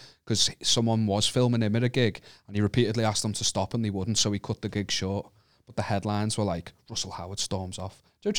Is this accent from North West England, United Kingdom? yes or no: yes; Wallasey, North West England, United Kingdom; I'm from Wallasey. My Scouse accent's terrible